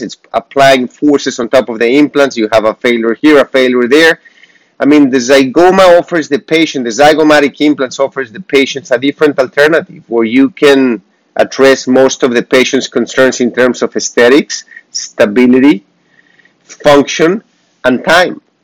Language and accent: English; Mexico; moved away; I am from Mexico.